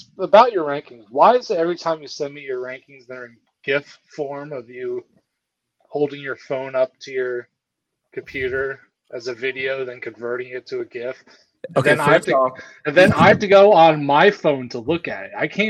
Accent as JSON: {"language": "English", "region": "New Jersey", "country": "United States", "said": "I'm from New Jersey, Matt. We don't have a college football culture around here."}